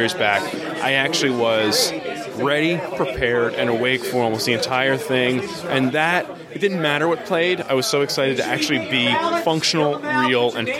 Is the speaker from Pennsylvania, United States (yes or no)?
yes; Lancaster, Pennsylvania, United States; now in Philadelphia, United States; Lancaster originally, been in Philadelphia for about 15 years